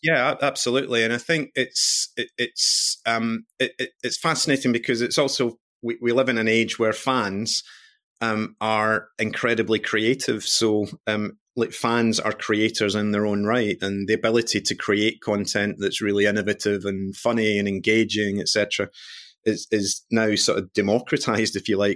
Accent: Glasgow, Scotland, United Kingdom; I'm Scottish born and bred, come from Glasgow

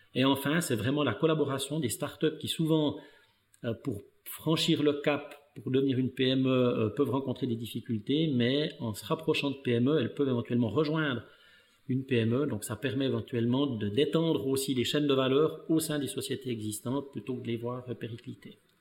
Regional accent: Val de Ruz, Neuchâtel, Switzerland; je suis né dans le canton de Neuchâtel. je suis en fait né, mais issu d'une famille d'immigrés italiens comme mon physique le montre, le montre très bien. Euh, donc j'ai parcouru ma scolarité dans le canton de Neuchâtel

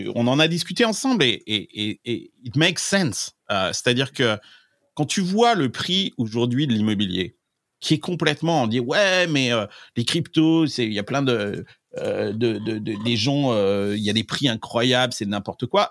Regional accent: Limousin, Nouvelle-Aquitaine, France; now in Silicon Valley, United States; je viens du Limousin

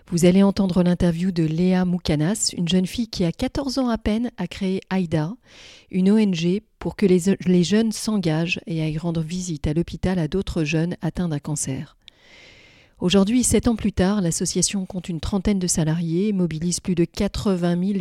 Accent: Beirut, Beirut Governorate, Lebanon; Moi, je suis née à Beyrouth

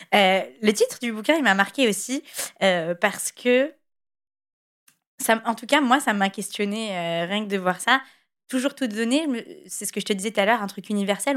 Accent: France; en tant que Français

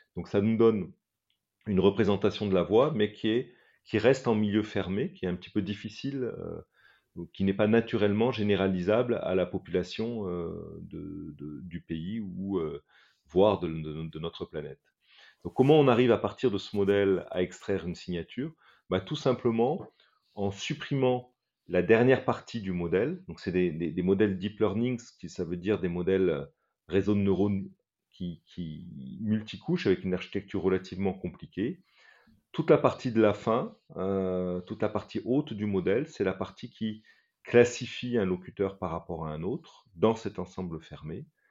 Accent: Morocco; now in France; J'ai personnellement grandi au Maroc et je sais que ma voix... Euh, trahit forcément euh, mon, passé euh, dans, un autre pays que, la France.

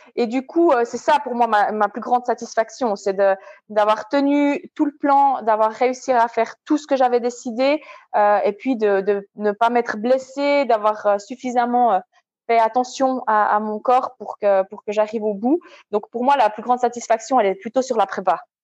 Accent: Switzerland; En tant que Suissesse

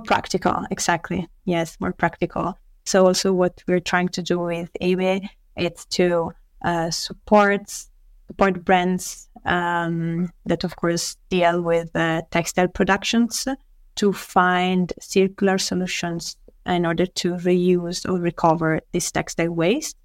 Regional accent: Italy; moved away as an adult; also born or lived in Paris, France; I was born in Italy, and uh, I studied for the first years of my life in a university here in Italy

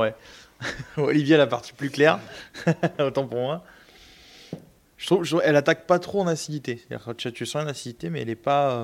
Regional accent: Marseille, Provence-Alpes-Côte d'Azur, France; je suis marseillais

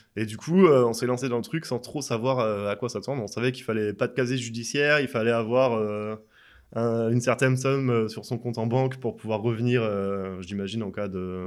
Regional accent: France; moved away as an adult; also born or lived in England; je suis en France depuis un an et demi, je suis français.

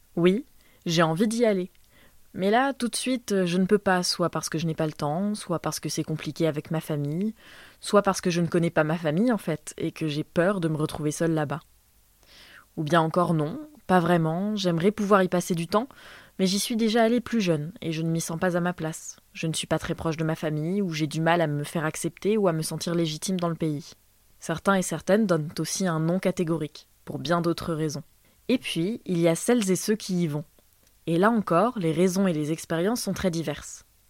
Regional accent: France; moved away as an adult; Nous avons grandi en France et tous les deux nous avons décidé à un moment charnière de notre vie d'aller vivre au Liban

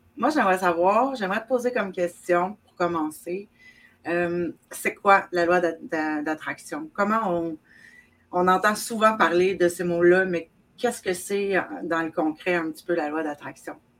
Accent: South Shore of Montreal, Quebec, Canada; je viens du Québec, évidemment, euh, sur la rive sud de Montréal

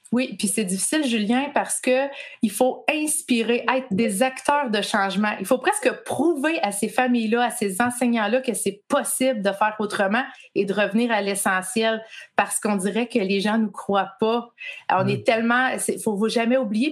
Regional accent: Quebec, Canada; moved away as an adult; also born or lived in Laurentides; now in Ontario, Canada; j'habite au Canada, euh, dans la province de l'Ontario, mais je suis québécoise. Euh, je suis née québécoise.

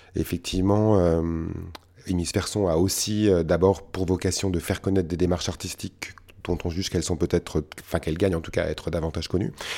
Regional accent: France; dans notre pays

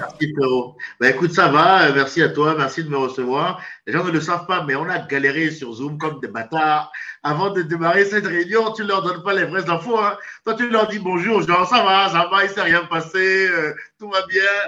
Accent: Benin; now in France; mon pays d'origine, le Bénin, mon pays natal. Je suis franco-béninois

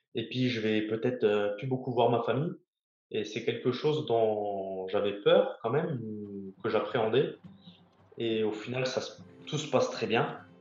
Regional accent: Lorraine, Grand Est, France; moved away as an adult; also born or lived in Brest; je suis lorrain

